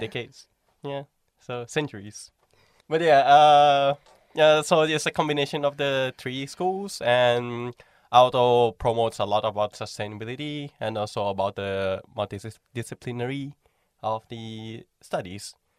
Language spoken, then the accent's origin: English; Thailand; moved away as an adult; now in Finland; I'm from Thailand